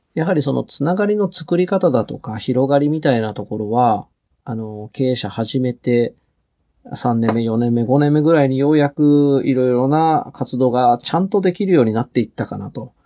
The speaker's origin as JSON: {"language": "Japanese", "region": "Shizuoka", "country": "Japan", "tie": "born or raised there", "moved": "as an adult", "lives_now": "Hachioji, Japan", "said": "静岡でまあ実家に戻る"}